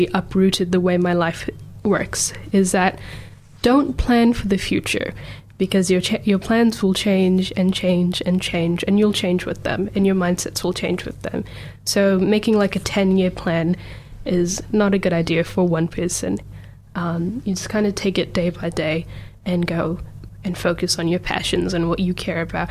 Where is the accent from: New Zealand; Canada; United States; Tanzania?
New Zealand; Auckland; also born or lived in Botswana / Kerala, India; now in Dunedin, New Zealand; I was born in Botswana, which is just above South Africa. My parents are scattered from India, mainly from Kerala, and then I grew up in Auckland for like 10-12 years of my life, and then I moved down here.